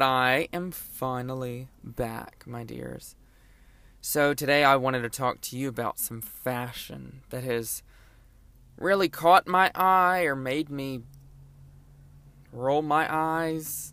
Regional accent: Lake Charles, Louisiana, United States; born or raised there

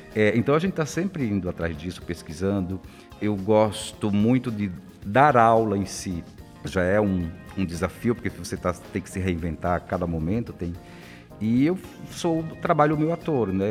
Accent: interior of the Northeast, Northeast Region, Brazil; now in São Paulo, Brazil; eu venho lá do interior do Nordeste, era difícil

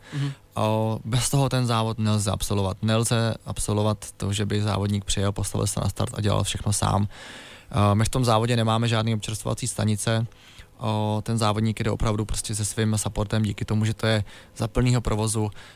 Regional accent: Děčín, Ústí nad Labem Region, Czechia; Já pocházím z Děčína

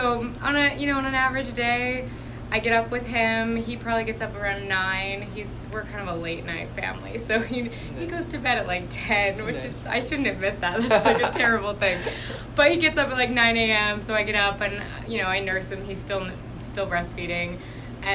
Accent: Texas, United States; now in Utah, United States; I'm from Texas

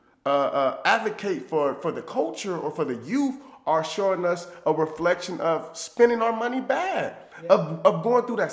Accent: Los Angeles, California, United States; growing up in South Central

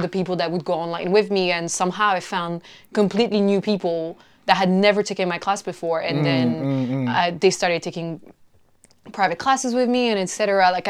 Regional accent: China; also born or lived in South Korea / Mexico / France; now in London, United Kingdom; I've been living in London for 8 years, but I'm originally Mexican and French, and I grew up in China and South Korea.

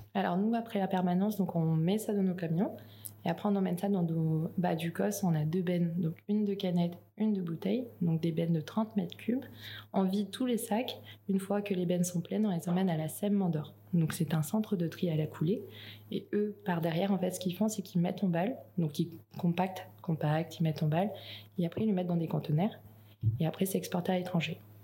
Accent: New Caledonia; moved away as an adult; also born or lived in France; je suis née en Calédonie, j'ai grandi en Calédonie

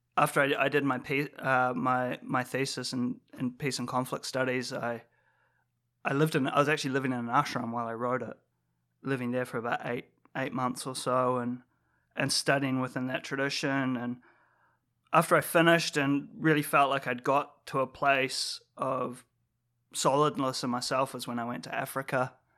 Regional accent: New Zealand; growing up in New Zealand

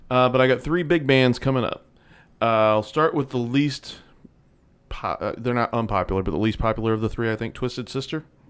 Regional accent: St. Louis, Missouri, United States; we grew up in the Saint Louis area

